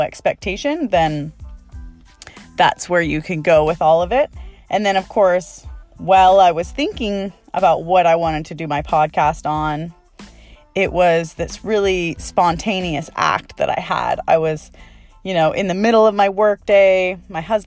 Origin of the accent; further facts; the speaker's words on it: Canada; now in Maui, United States; I'm originally from Canada and I love going home to Canada